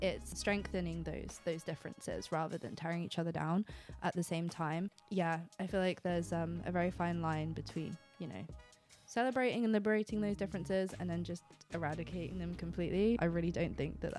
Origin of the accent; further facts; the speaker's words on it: Poole, South West England, United Kingdom; moved away as an adult; now in London, United Kingdom; I was born in Poole, like down the road